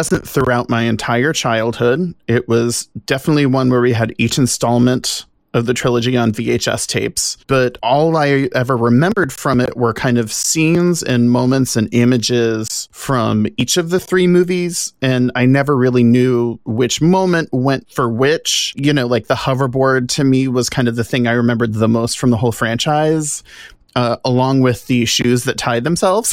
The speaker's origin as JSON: {"language": "English", "region": "Louisiana", "country": "United States", "said": "I'm from Louisiana"}